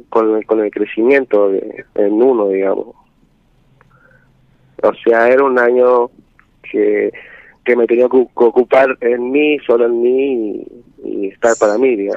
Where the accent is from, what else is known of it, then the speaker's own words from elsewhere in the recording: Jujuy, Argentina; also born or lived in Tucumán; ahora eh, estoy en Jujuy, pero estaba viviendo en Tucumán y hace poco me volví como para vacacionar o algo así volví acá a la casa de, mi familia